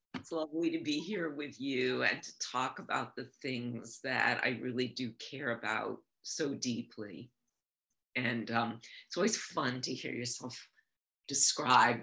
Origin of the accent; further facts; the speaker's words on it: New York, United States; also born or lived in Nyack, New York / Maine; I was born in New York and I grew up here